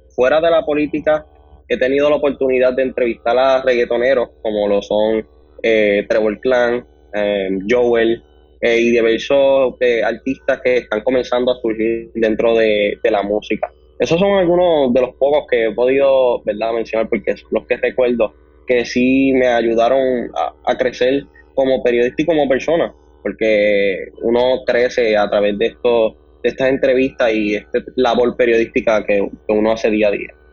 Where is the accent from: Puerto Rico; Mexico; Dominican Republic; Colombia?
Puerto Rico; Ponce; actualmente tengo 19 años y soy del pueblo de Ponce